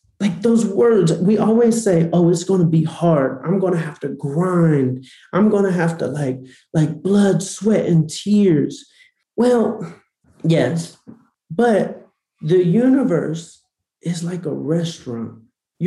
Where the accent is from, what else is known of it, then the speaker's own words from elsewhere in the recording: Atlanta, Georgia, United States; I grew up in Atlanta